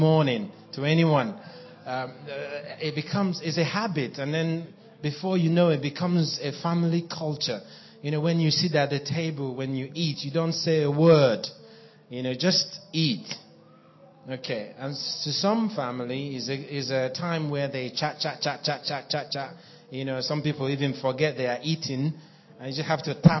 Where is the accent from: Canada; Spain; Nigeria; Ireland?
Nigeria; moved away as an adult; also born or lived in Cameroon / Ivory Coast / Kenya / South Africa; now in Norway; I was born in Nigeria and I grew up there.